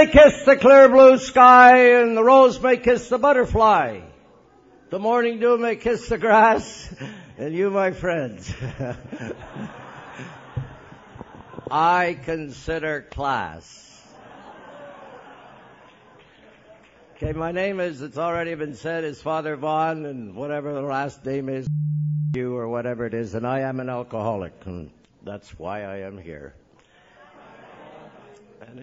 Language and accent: English; Montreal, Quebec, Canada; I was born in Montreal